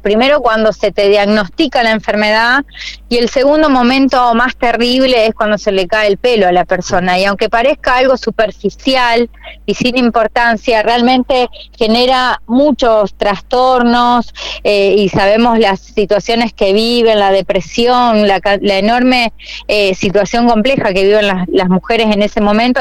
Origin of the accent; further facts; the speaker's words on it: Santa Fe, Argentina; yo nací, me crié y, y, realmente viví en esta ciudad siempre y quiero morir en la ciudad de Santa Fe